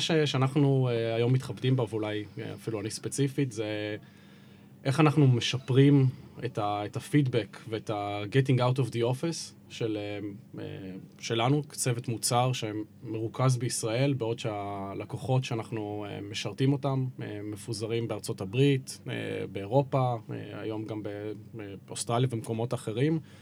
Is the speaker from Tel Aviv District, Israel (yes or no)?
no; Haifa, Haifa District, Israel; חיפאי כל חיי